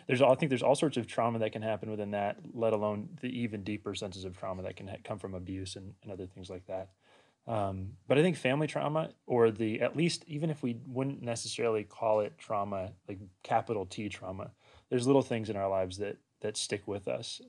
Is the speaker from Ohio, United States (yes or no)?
no; Washington, United States; moved away as an adult; also born or lived in Walla Walla, Washington; now in Loma Linda, United States; I grew up in Washington State